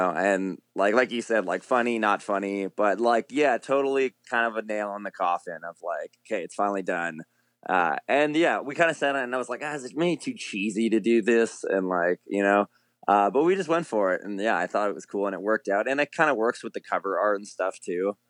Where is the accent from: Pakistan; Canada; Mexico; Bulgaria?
Canada; Fort McMurray, Alberta; that's where I'm originally from. I was born in Fort Mac